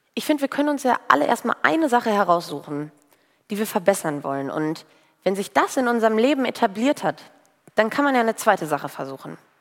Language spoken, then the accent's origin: German; Bocholt, North Rhine-Westphalia, Germany; Bei uns in Bocholt, in der Stadt, wo ich herkomme